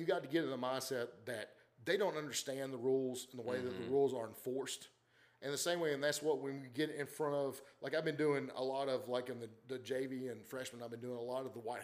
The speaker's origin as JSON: {"language": "English", "town": "Glasgow", "region": "Kentucky", "country": "United States", "tie": "born or raised there", "moved": "as an adult", "said": "grew up in Glasgow, Kentucky"}